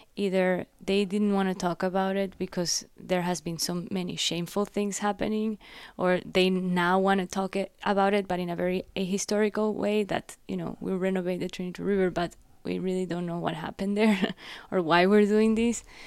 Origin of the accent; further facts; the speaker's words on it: Guayaquil, Guayas, Ecuador; moved away as an adult; also born or lived in Loja, Ecuador / Miami, United States; now in United States; I was born in a very small city in south of Ecuador called Loja. Both my dad and my mom are from there. And then I grew up in Guayaquil, which is the port city.